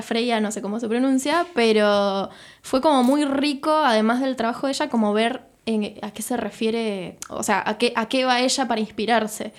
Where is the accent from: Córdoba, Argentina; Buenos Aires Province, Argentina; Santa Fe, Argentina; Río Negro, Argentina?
Santa Fe, Argentina; Rosario; soy de Rosario y quiero, quiero trabajar con cosas de Rosario